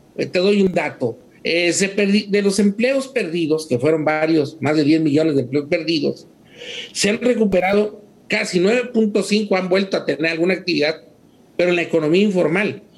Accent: Mexico; los consumidores mexicanos somos, bueno, los mexicanos somos muy resilientes

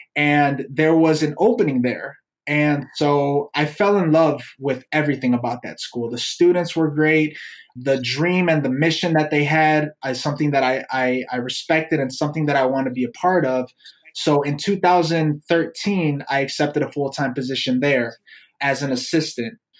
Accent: Chicago, Illinois, United States; I was born and raised in the city of Chicago, mostly in like the Logan Square area, mm-hmm. Avondale area growing up

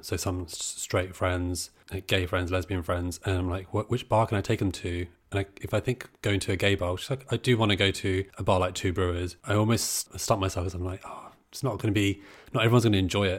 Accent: Brighton, South East England, United Kingdom; I'm from Brighton

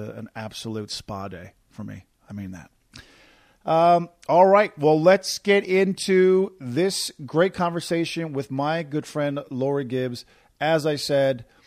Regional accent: Corner Brook, Newfoundland and Labrador, Canada; from my hometown of Corner Brook, Newfoundland

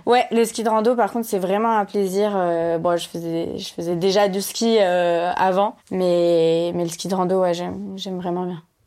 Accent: Lyon, Auvergne-Rhône-Alpes, France; je suis née à Lyon

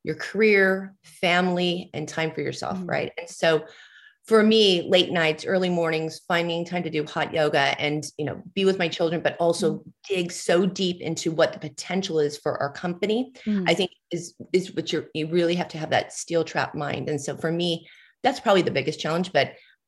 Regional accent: Southern California, United States; I grew up in Southern California.

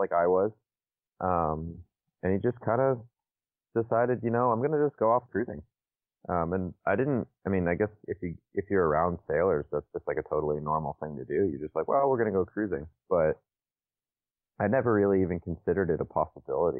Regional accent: Naples, Florida, United States; I am from Naples, Florida, on the West Coast.

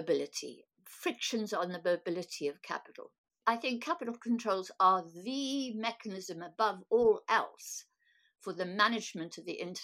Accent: South Africa; I'm a South African born

